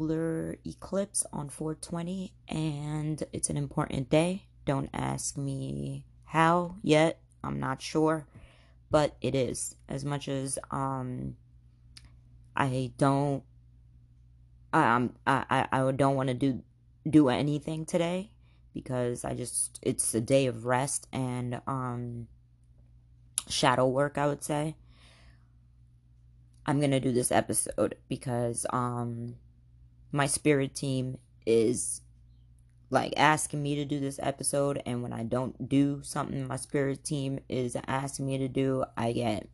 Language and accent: English; Khambhat, Gujarat, India; born in India, whatever, in an Islamic background, and it was in Cambay, India, to be specific.